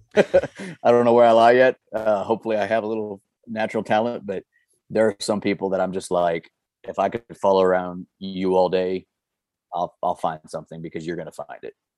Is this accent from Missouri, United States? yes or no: yes; Missouri, United States; born and raised in Missouri, started hunting here